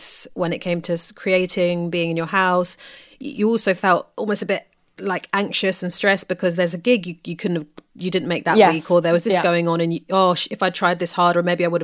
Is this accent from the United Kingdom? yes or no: yes; London, United Kingdom; you hail from North London, which I do as well